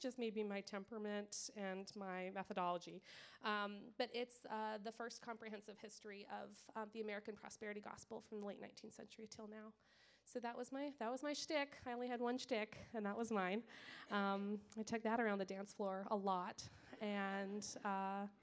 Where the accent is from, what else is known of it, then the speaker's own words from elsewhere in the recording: Winnipeg, Manitoba, Canada; I'm Canadian. Like every Canadian, they bring that up like second one. So I'm Canadian.